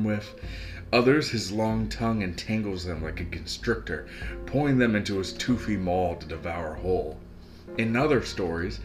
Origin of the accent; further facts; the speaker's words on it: West Virginia, United States; we're from West Virginia